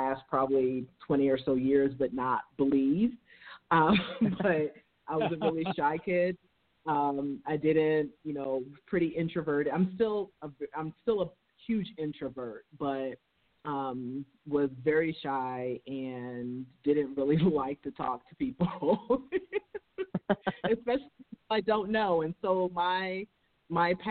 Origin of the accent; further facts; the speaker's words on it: New York City, New York, United States; accent: New York; I grew up in Harlem in New York City. And probably at some point during the interview, my New York accent will probably come out